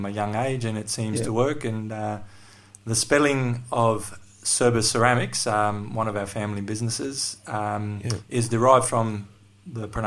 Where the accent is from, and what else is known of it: Darwin, Northern Territory, Australia; born or raised there; also born or lived in Athens, Greece / Sydney, Australia